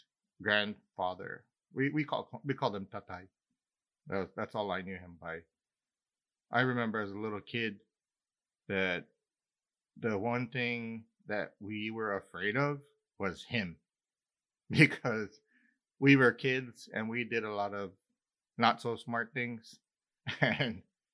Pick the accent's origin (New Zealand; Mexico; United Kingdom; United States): United States; Big Island, Hawaii; Growing up in Hawaii, I grew up with my extended family were almost all Visayan and Ilocano